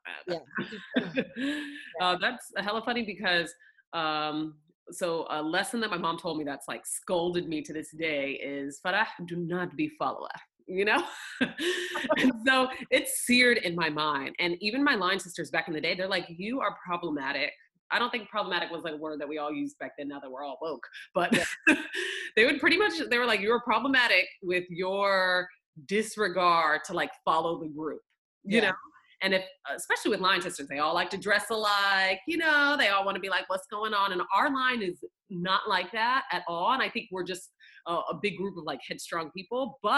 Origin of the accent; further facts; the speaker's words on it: Northern Florida, United States; also born or lived in Oklahoma; I was born in Oklahoma, weirdly, and then I grew up mostly in Florida